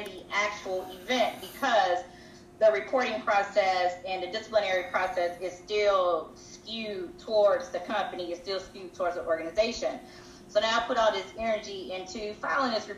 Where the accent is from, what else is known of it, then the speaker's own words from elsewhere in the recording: the South, United States; as a Southerner